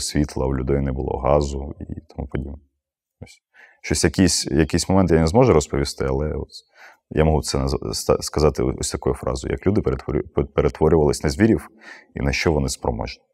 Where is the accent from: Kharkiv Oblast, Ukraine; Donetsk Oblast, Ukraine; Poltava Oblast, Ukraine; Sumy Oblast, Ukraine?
Donetsk Oblast, Ukraine; Mariupol; моє рідне місто